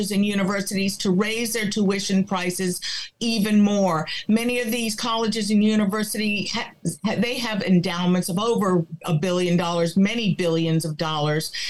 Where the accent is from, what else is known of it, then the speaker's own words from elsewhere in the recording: Cuba; first language Spanish; English is a second language; now in Connecticut, United States; I was born in Cuba. We escaped communism, came here with nothing.